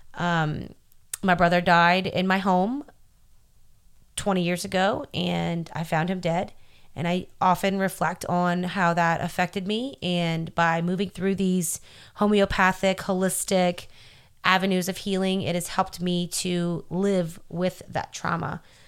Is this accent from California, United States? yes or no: no; New Orleans, Louisiana, United States; I'm from New Orleans